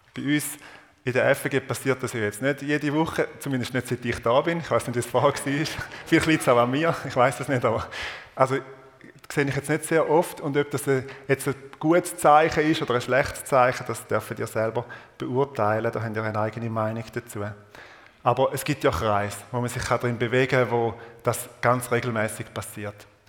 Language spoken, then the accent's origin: German; Eastern Switzerland, Switzerland; accent: Eastern Swiss German dialect; in meinem Ostschweizer Dialekt